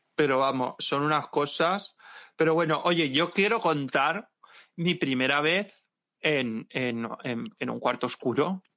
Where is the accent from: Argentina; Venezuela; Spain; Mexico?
Spain; Santa Pola, Valencian Community; moved away; mi tierra, en Santa Pola, Alicante